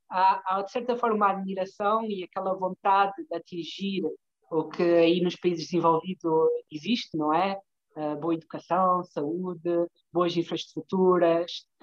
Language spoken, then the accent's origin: Portuguese; Portugal; moved away as an adult; also born or lived in Tunisia; Entretanto, voltei a Portugal em 2011, mas foi em plena crise